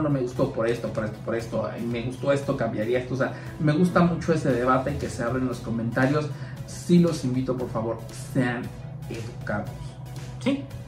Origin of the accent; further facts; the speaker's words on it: Mexico; como mexicanos